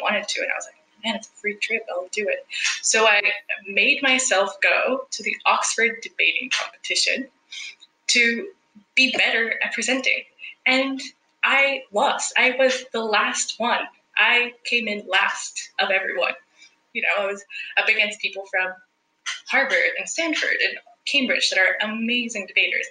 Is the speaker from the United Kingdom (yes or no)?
no; El Salvador; moved away as an adult; also born or lived in Vancouver, Canada; now in Australia; I am originally from El Salvador